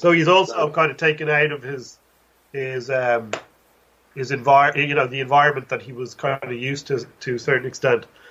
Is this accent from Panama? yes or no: no; Dublin, Leinster, Ireland; now in Limerick, Ireland; I grew up in Dublin